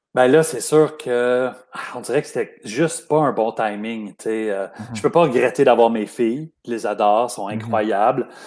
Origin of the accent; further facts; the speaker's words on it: Montreal, Quebec, Canada; also born or lived in Lachenaie; je suis né à Montréal, puis après ça, pour mon adolescence, on est déménagé euh, en banlieue. On est allé à Lachenay.